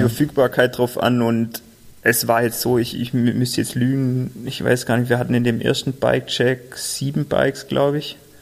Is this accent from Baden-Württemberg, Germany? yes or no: yes; Albstadt, Baden-Württemberg, Germany; now in Tübingen, Germany; wir sind zwar in Albstadt aufgewachsen, unsere Eltern wohnen noch in Albstadt